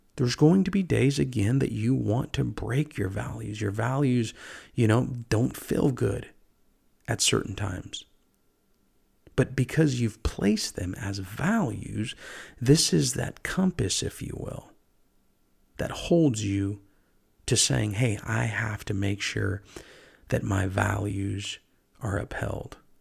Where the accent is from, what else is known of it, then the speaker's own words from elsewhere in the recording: United States; I myself was born here in America